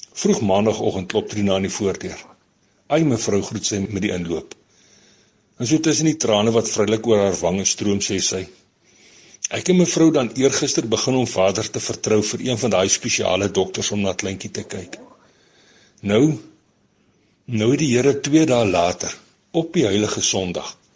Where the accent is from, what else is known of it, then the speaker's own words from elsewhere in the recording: Kalahari, Northern Cape, South Africa; ek kom hier uit die Kalahari kant uit van die land